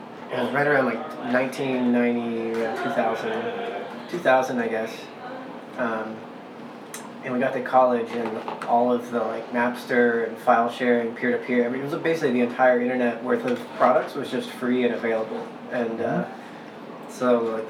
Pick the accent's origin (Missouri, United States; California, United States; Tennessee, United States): Tennessee, United States; I grew up in the Southeast in Tennessee